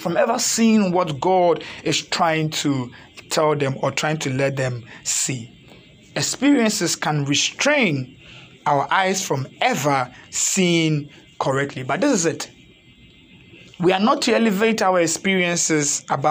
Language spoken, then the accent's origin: English; Ghana; typical Africans born and raised in Ghana